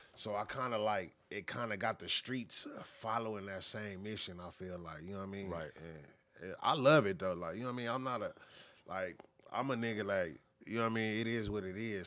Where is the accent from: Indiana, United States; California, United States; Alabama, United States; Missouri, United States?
California, United States; Los Angeles; also born or lived in Inglewood; I'm born and raised